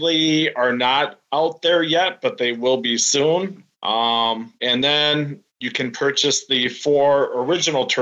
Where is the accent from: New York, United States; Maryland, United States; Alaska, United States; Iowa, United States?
Iowa, United States; Dubuque; That's where I grew up